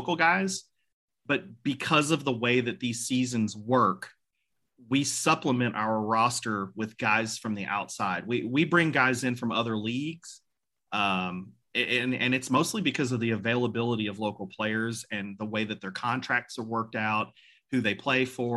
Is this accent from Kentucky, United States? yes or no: yes; Louisville, Kentucky, United States; I grew up in the South End